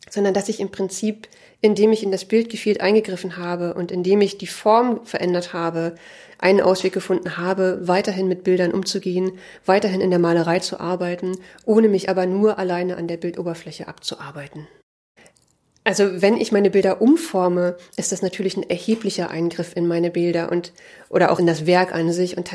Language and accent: German; Berlin, Germany; born there; now in Leipzig, Germany; Ich wurde 1980 in Ostberlin geboren. Ich bin 2003 zum Studium nach Leipzig gekommen.